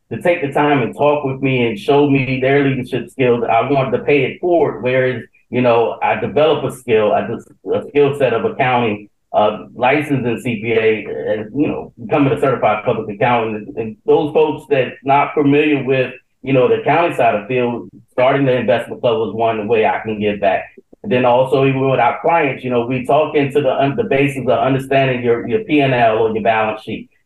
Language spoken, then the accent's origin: English; South Carolina, United States; moved away as an adult; also born or lived in Baltimore–Washington, D.C. area; now in Baltimore, United States; I'm originally from South Carolina